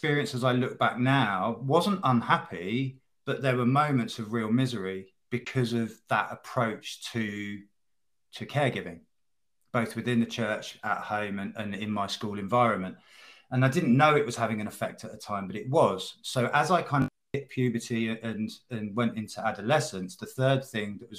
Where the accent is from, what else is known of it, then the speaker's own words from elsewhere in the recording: in and around London, United Kingdom; moved away as an adult; also born or lived in the Midlands; moving away from where I was brought up in and around London and to the Midlands to join a band